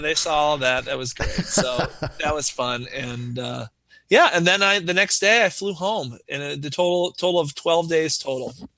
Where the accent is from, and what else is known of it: United States